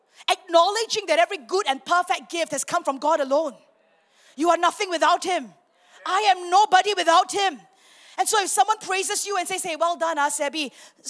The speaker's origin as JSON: {"language": "English", "country": "Singapore", "moved": "as an adult", "lives_now": "Miri, Malaysia", "said": "I'm a Singaporean."}